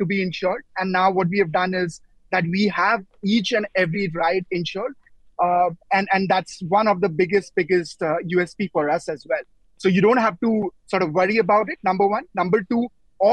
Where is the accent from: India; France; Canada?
India; now in United Arab Emirates; I come from India